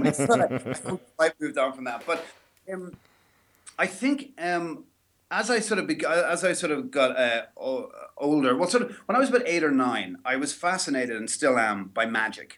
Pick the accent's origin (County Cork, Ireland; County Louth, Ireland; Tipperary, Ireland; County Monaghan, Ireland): County Louth, Ireland; Dundalk; also born or lived in Dublin; I'm from Dundalk, and when I was four, we went to Dublin for a year.